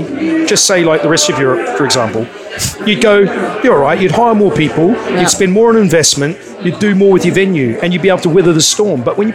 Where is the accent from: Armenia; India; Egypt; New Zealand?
New Zealand; moved away; I grew up in New Zealand in the 70s and 80s, and I didn't have much of an education.